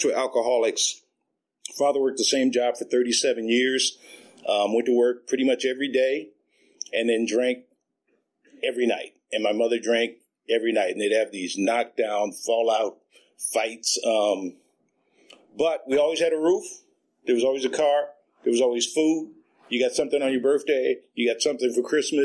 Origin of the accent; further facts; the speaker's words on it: Oakland, California, United States; I was raised out in East Oakland on 65th, not too far from East 14th